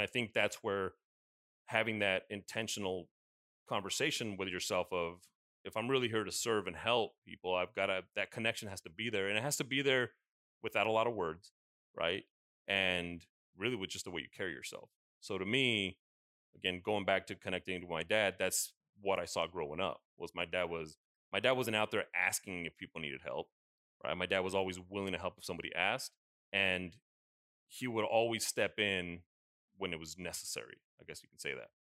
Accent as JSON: {"language": "English", "country": "United States", "tie": "born or raised there", "said": "growing up in the States, it was always, yeah, we visited Mexico, we had family there"}